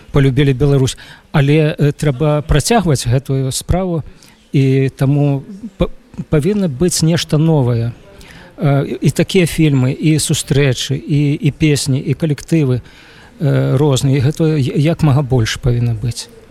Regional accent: Ukraine; Belarusian is a second language; now in Lviv, Ukraine; я сам украінец

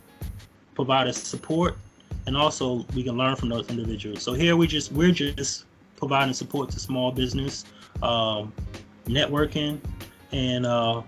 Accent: Newark, New Jersey, United States; I'm from Newark, New Jersey

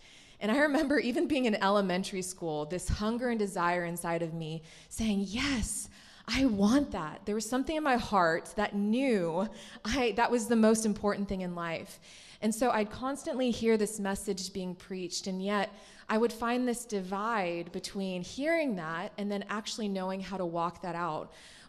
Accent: the South, United States; So like many of you, I grew up in this culture of the Bible Belt

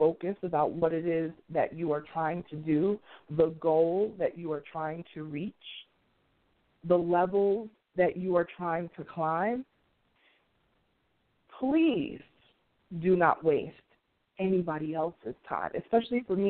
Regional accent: New York City, New York, United States; moved away; my hometown, Queens, New York

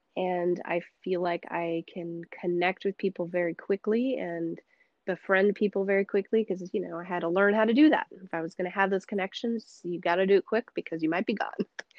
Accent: Senegal; moved away as an adult; also born or lived in United States; but for majority of my life, I grew up in Senegal, in the West African parts of Africa, and spent, my whole life until I was 19 there.

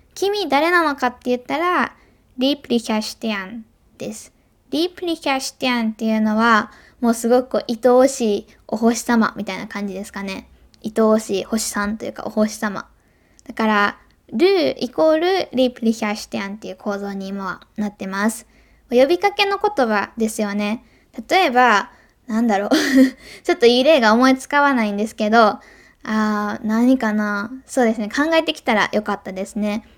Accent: Hyogo, Japan; also born or lived in Germany; 兵庫ですよね、生まれ育った

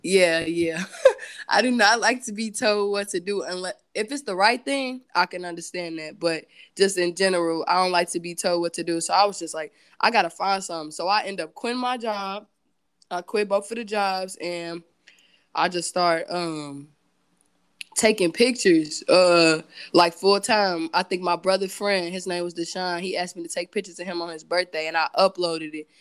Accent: Gary, Indiana, United States; growing up in Gary

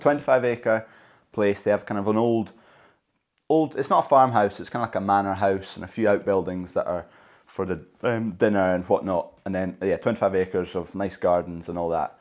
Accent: Scotland, United Kingdom

